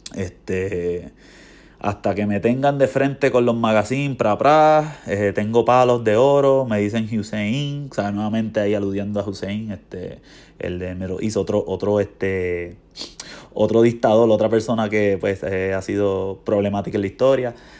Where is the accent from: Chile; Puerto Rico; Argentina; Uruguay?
Puerto Rico; moved away as an adult; now in United States; yo siento que extraño, o sea, en mi tierra a Puerto Rico, a la isla